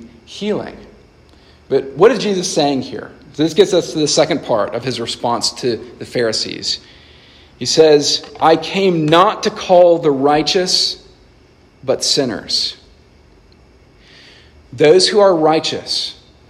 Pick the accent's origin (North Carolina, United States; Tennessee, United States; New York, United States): Tennessee, United States; Nashville; I grew up in Nashville, Tennessee, and I love Nashville, still love it.